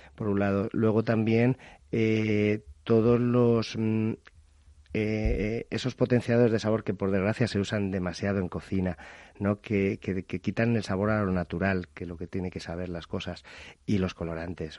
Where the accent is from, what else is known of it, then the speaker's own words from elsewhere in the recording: Madrid, Community of Madrid, Spain; moved away as an adult; now in Alicante, Spain; yo soy nacido en Madrid, pero me fui a Alicante hace más de 23 años